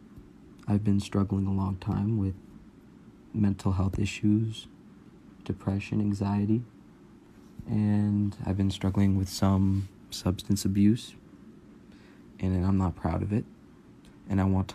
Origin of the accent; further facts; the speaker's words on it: California, United States; I'm 18. I'm from Cali.